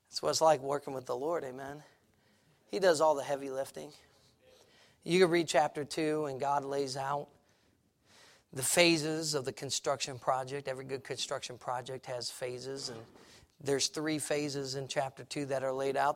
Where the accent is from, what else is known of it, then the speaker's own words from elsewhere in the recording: Chicago, Illinois, United States; moved away as an adult; now in Lancaster County, Pennsylvania, United States; I was a kid from Chicago